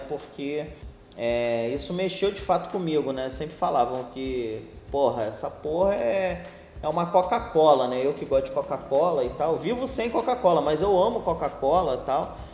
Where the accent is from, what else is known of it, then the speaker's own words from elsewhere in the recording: Rio de Janeiro, Brazil; moved away as an adult; now in Nilópolis, Brazil; eu nasci na Ilha do Governador, é, tenho 38 anos, na verdade, uma maior parte da minha vida eu passei na ilha, foram 27 anos.